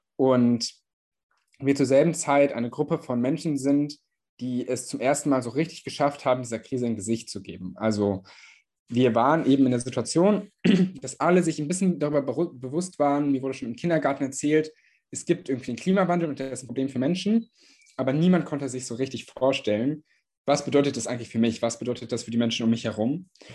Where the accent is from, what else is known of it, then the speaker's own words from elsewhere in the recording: Göttingen, Lower Saxony, Germany; in meiner Heimatstadt Göttingen